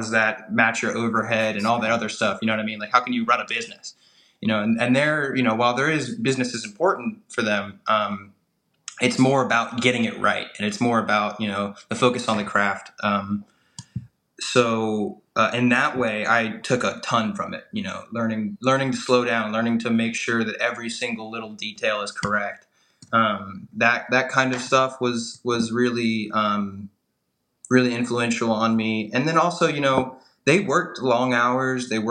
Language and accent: English; United States; also born or lived in Charlotte; I'm an American. I grew up in America.